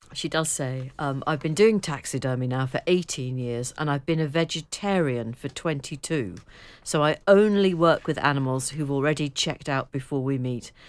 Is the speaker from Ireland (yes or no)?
no; near Liverpool and Southport, North West England, United Kingdom; we had to go into Liverpool for the Wimpy, and I think there was also one in Southport, but we didn't have one too close to home